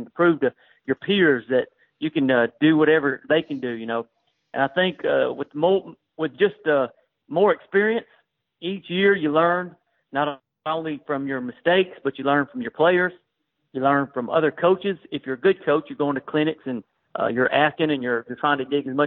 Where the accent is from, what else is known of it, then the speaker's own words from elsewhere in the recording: Waynesboro, Tennessee, United States; now in Mount Pleasant, United States; where I grew up in Waynesboro, Tennessee